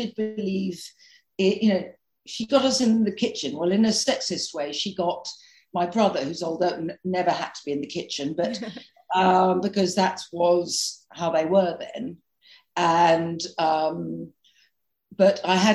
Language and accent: English; London, United Kingdom; I grew up in London, really central London.